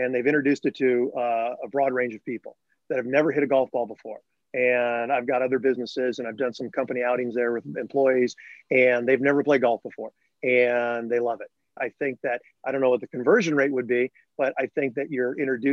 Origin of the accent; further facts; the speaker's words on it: Northbrook, Illinois, United States; growing up in Northbrook, Illinois, near Chicago